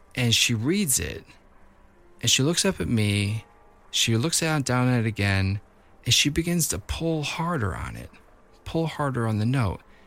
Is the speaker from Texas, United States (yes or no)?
no; Libertyville, Illinois, United States; born or raised there